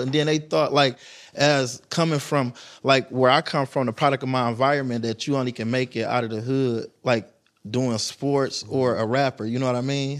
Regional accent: Detroit, Michigan, United States; growing up in Detroit

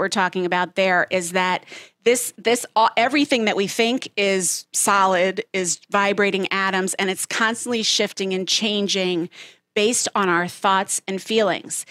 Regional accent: Southeast Georgia, United States; I grew up in Southeast Georgia

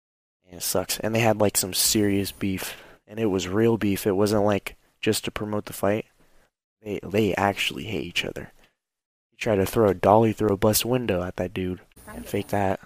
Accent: United States; moved away as an adult; now in Germany; Even though I'm not living in America right now, that's my home country

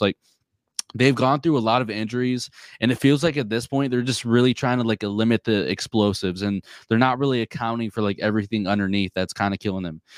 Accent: Chicago, Illinois, United States; I grew up in Chicago

